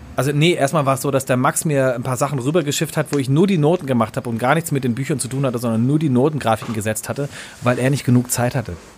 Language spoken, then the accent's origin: German; Germany; moved away; ich komme auch irgendwie aus dem Kaff vom Bodensee